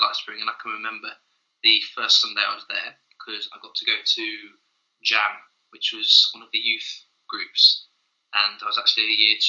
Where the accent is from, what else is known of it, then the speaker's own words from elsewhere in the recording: Reading, South East England, United Kingdom; also born or lived in Farnborough; And up until university, so when I turned 18, I lived in Reading. So I spent my whole life up to that point in Reading